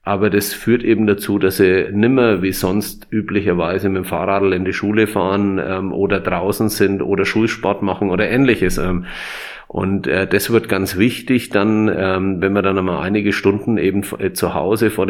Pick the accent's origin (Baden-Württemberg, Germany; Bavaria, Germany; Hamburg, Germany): Bavaria, Germany; Nuremberg; Also ähm, ich bin ja waschechter Nürnberger.